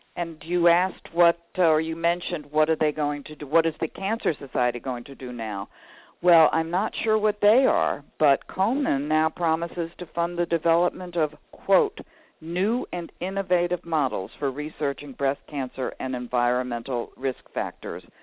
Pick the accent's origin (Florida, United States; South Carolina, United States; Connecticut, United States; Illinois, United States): Illinois, United States; Chicago; I am from the Chicago area